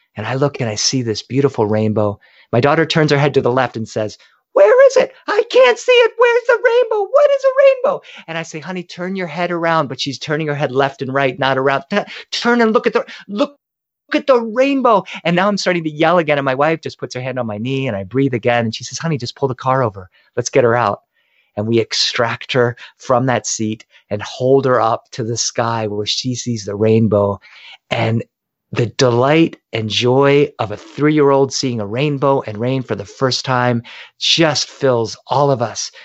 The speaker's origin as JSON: {"language": "English", "region": "Delaware", "country": "United States", "tie": "born or raised there", "moved": "yes", "lives_now": "Los Angeles, United States", "said": "I grew up in Delaware."}